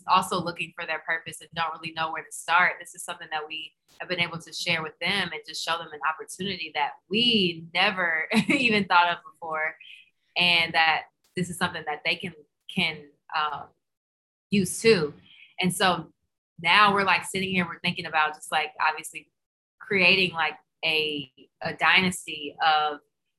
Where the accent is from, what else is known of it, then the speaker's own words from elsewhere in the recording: the South, United States; I mean, we're from the South, so it was like casseroles and chicken and pork and beef and processed foods and crazy desserts